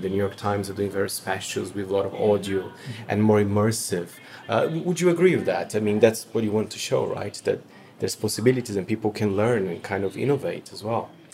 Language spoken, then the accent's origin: English; Brazil; I'm from Brazil